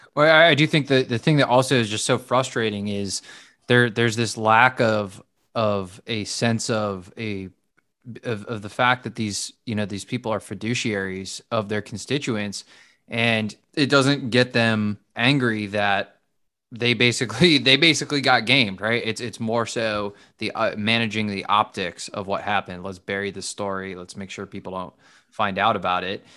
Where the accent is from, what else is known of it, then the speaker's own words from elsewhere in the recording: Ohio, United States; I'm from Ohio